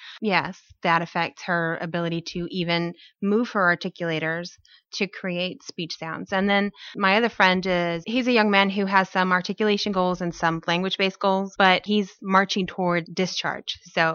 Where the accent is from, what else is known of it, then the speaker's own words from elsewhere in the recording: Fort Polk, Louisiana, United States; I grew up in Louisiana as an Army brat, Fort Polk